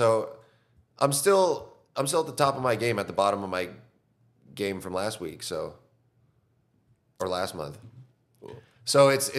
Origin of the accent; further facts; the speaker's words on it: California, United States; now in Austin, United States; All over Southern California.